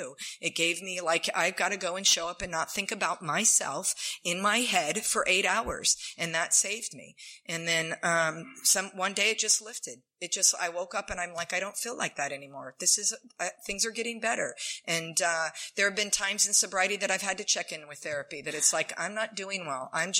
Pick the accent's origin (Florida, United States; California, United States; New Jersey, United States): California, United States; San Diego; born there; So I was born in San Diego.